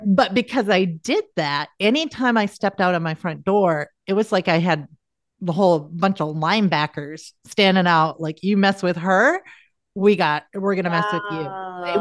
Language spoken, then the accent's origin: English; South Dakota, United States; I'm from South Dakota